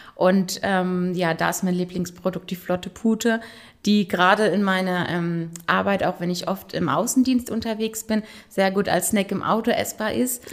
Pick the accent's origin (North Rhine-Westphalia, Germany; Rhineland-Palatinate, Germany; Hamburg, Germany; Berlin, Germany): Rhineland-Palatinate, Germany; Frankenthal; Ich bin in Frankenthal geboren und aufgewachsen